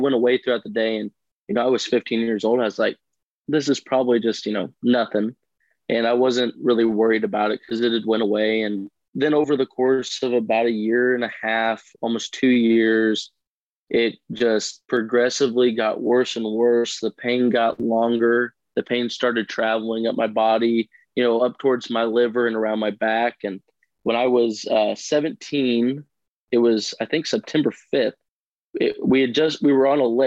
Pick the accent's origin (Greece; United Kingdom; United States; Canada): United States; Southern Illinois; I'm from Southern Illinois. I've grown up on a farm my whole life